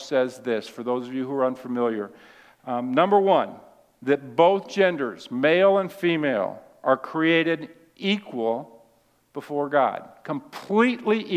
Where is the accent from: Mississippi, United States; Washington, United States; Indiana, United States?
Washington, United States; Seattle; I was raised in Seattle